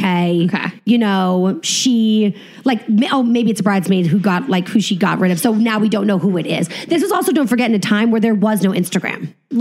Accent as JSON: {"language": "English", "region": "New England", "country": "United States", "said": "You know, I'm from New England. I'm like a wasp."}